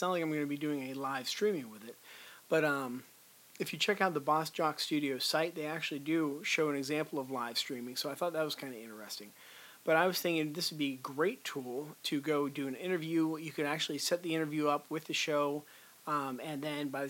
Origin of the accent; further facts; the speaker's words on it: Pittsburgh, Pennsylvania, United States; Pittsburgh company, which is my hometown here